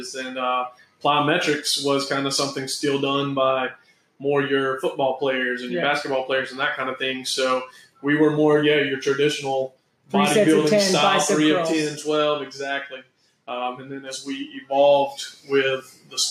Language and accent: English; Spartanburg, South Carolina, United States; now in Charleston, United States; I'm originally from Spartanburg.